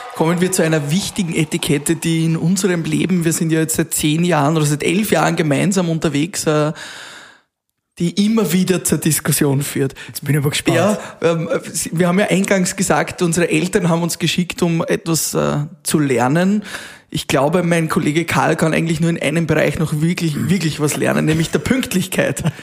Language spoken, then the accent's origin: German; Austria; bei uns in Österreich